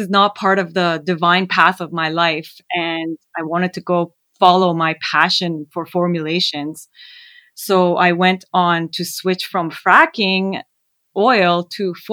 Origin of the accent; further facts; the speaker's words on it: Canada; also born or lived in Iran; Well, I was born in Iran, and f- during the war, we fled to Canada. Um, however, we would go back and forth from Canada to Iran during the war